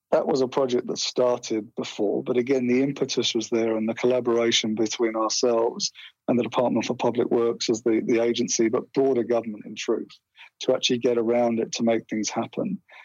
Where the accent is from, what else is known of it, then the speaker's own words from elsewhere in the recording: England, United Kingdom; accent: English; now in Australia; When I go back there, they seem to think that my accent's become Australian, and when I'm here, I'm still seen as sounding like an Englishman.